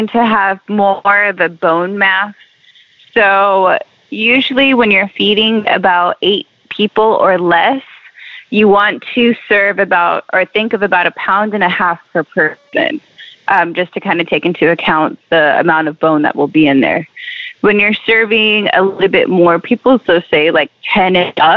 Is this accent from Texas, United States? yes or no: yes; Texas, United States; I am from Texas, as are my parents and my grandparents, and we got deep Texas roots.